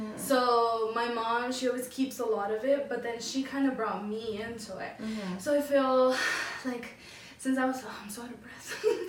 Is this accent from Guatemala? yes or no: yes; Guatemala; now in United States; Like coming from like a different country as definitely. Well. Like we're from Guatemala, from mm-hmm. Guatemala.